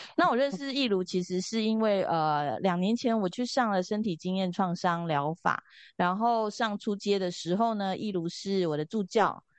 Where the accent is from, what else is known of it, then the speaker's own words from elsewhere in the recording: Taipei, Taiwan; 我是从小是在，就是我们家在通化夜市的附近，通化市场的附近。那从小就在这边长大